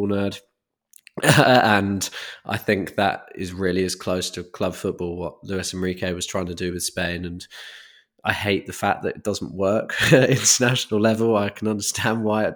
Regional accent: United Kingdom; as a Brit

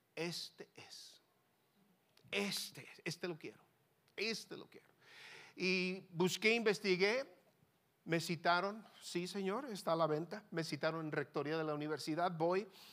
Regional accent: Mexico; moved away as an adult; now in Hermosillo, Mexico; mi tierra mexicana.

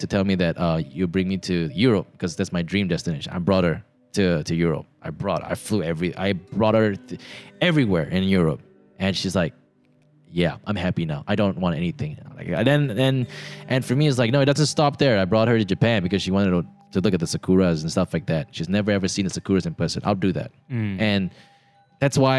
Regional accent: Subang Jaya, Selangor, Malaysia; I grew up in Subang

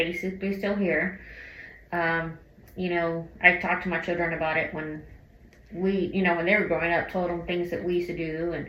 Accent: Austin, Texas, United States; Born and raised in Austin.

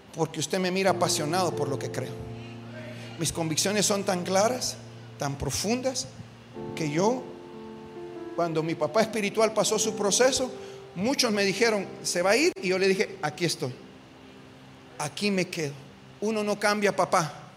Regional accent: Guatemala; nosotros como guatemaltecos

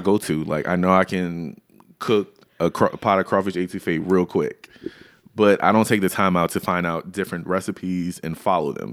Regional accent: Louisiana, United States; I grew up in Louisiana

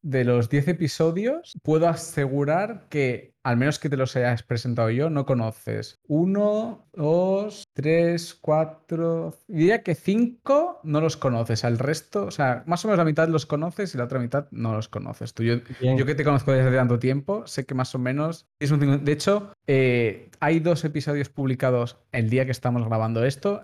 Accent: Catalonia, Spain; nosotros somos catalanes, la familia catalana es muy de estar muy juntos

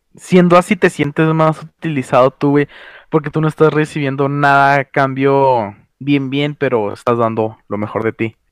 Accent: northern Mexico, Mexico; somos norteños

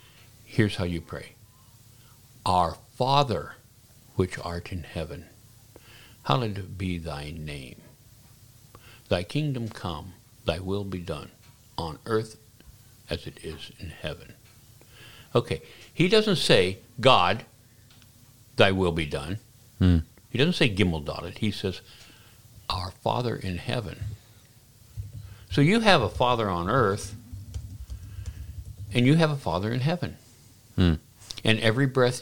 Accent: Oregon, United States; moved away; also born or lived in Washington, D.C.; I was born in Oregon.

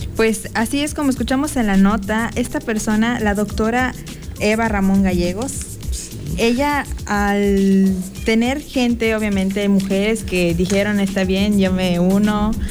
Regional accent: Mexico; soy mexicana

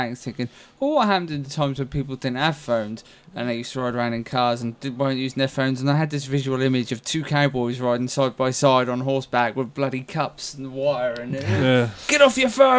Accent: England, United Kingdom; Being English

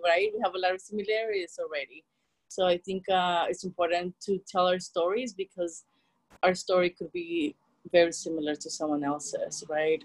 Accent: El Salvador; English is a second language; moved away; I was born and raised in El Salvador.

